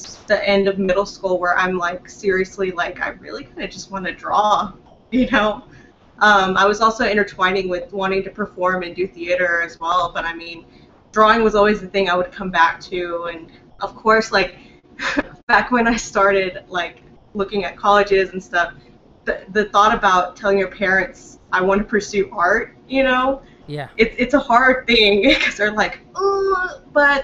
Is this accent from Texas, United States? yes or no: yes; San Angelo, Texas, United States; I was born and raised in West Texas, a little town called San Angelo.